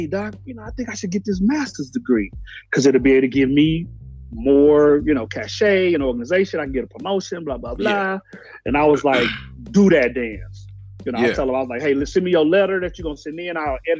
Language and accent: English; Oklahoma City, Oklahoma, United States; also born or lived in Dallas, Texas / Georgia; So I grew up, I'm from Oklahoma, Oklahoma City. That's my spot. That's my papa would say, that's my stomping grounds. You know, I was in Oklahoma, graduated with the college at SMU. So I moved to Dallas. That are like 5 years, and I moved to Georgia.